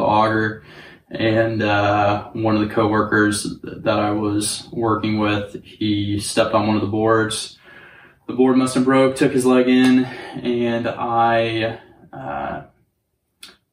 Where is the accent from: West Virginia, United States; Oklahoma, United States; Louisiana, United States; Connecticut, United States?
Oklahoma, United States; Northwest; I was born and raised in like Northwest Oklahoma. All my family's like from around the Enid area